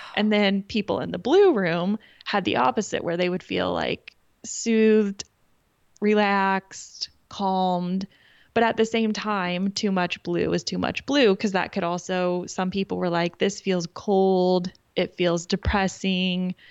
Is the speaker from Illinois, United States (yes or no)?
no; Kansas, United States; I'm from Kansas